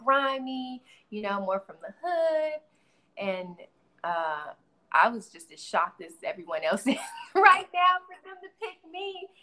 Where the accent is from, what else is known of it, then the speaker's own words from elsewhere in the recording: San Antonio, Texas, United States; moved away as an adult; now in Atlanta, United States; I'm from San Antonio, Texas